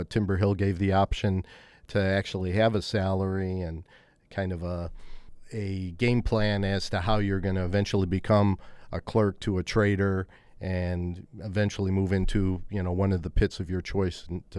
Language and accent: English; Chicago, Illinois, United States; also born or lived in San Francisco; I grew up in Chicago, yeah, that's correct.